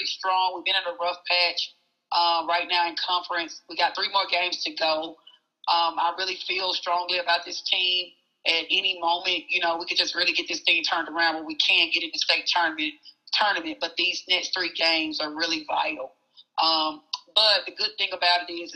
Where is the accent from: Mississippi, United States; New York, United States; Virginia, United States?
Mississippi, United States; Oxford; I'm from Oxford, Mississippi, and I was born and raised there